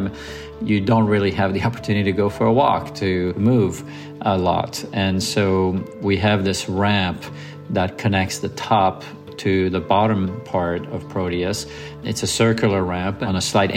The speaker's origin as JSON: {"language": "English", "town": "Lausanne", "region": "Vaud", "country": "Switzerland", "tie": "born or raised there", "moved": "yes", "said": "I grew up on Lake Geneva around Lausanne"}